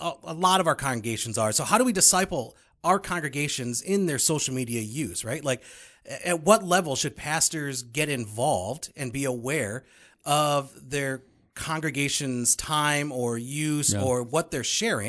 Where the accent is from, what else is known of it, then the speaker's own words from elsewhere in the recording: Texas, United States; I was born in Texas.